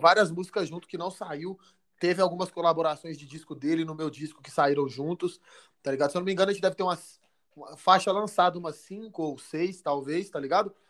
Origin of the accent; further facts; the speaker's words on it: Belo Horizonte, Minas Gerais, Brazil; eu sou de BH, natural de BH